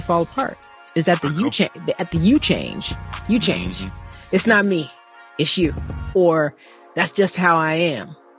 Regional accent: Missouri, United States; I'm from Missouri. Show me state.

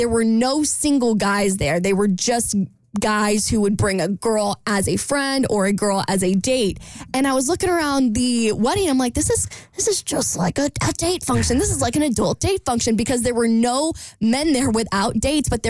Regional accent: Jacksonville, United States; moved away; my hometown of Jacksonville

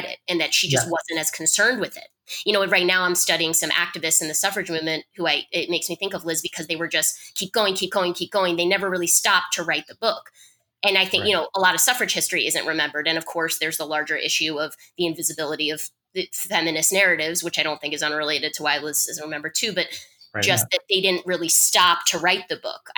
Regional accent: rural Vermont, United States; When I was 15 living in rural Vermont

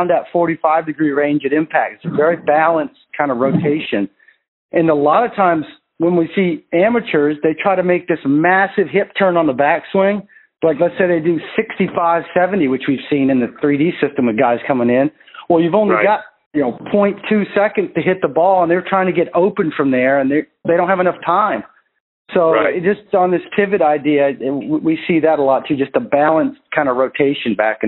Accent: Maine, United States; I'm from Maine

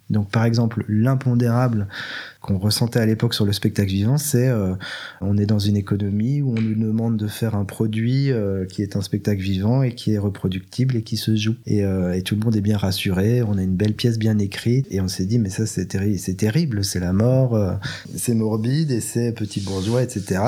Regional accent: Belgium; je suis, je suis belge, mais d'une famille juive

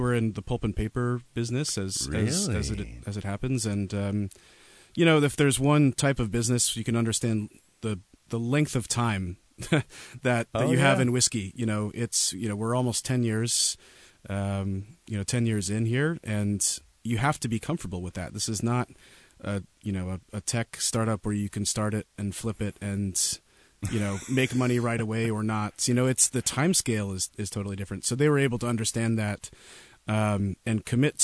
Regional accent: Pacific Northwest, United States; I'm from the Pacific Northwest, born and bred

